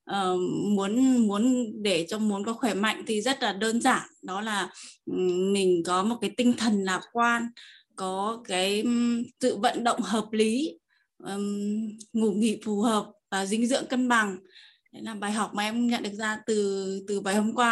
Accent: Tuyên Quang, Vietnam; em đến từ Tuyên Quang Năm nay em 20 tuổi.

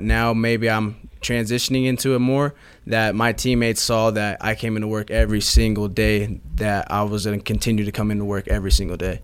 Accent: San Tan Valley, Arizona, United States; also born or lived in Mesa, Arizona; I didn't grow up in, uh, Mesa. I grew up in a small town called Santan Valley.

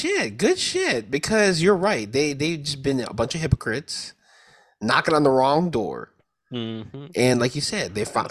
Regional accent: Chicago, Illinois, United States; as a Chicagoan representative

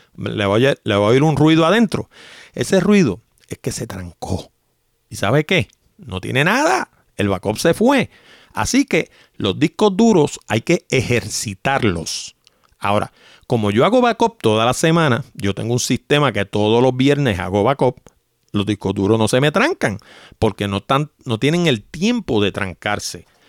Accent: New York, United States; now in Puerto Rico; cuando yo era pequeño yo me crié en Nueva York

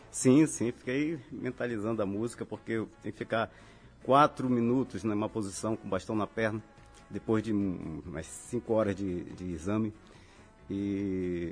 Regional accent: Manaus, Amazonas, Brazil; moved away as an adult; now in Natal, Brazil; eu nasci em Manaus, né? Mas a minha família é toda de uma cidade chamada Itacoatiara, que fica à margem do Rio Amazonas. E vivi em Manaus até os meus 25 anos

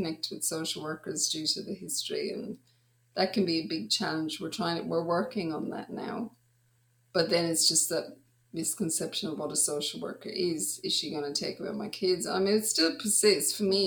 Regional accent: Ireland; moved away as an adult; also born or lived in Dublin; now in Australia; I grew up in Ireland, but then I spent a lot of my adult life in Australia.

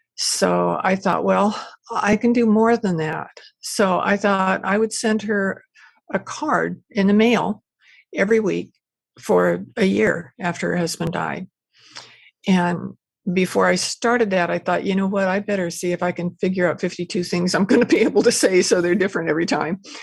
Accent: Porterville, California, United States; moved away as an adult; also born or lived in Bakersfield, California / Ventura, California; now in Maui, United States; I was born and raised in Central Valley uh, in a little town called Porterville.

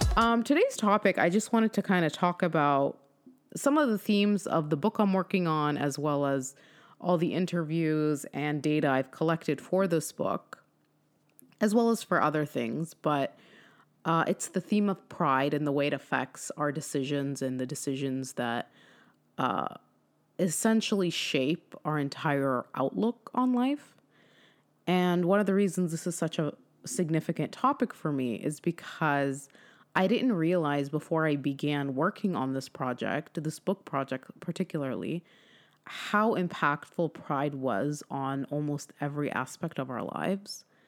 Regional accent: California, United States; moved away; I'm from California

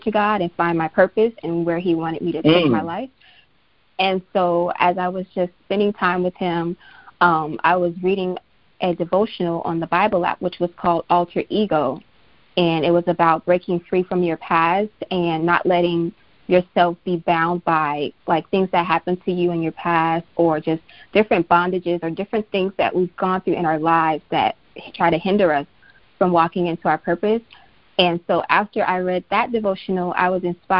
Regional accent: Miami, Florida, United States; I'm from Miami, Florida, born and raised

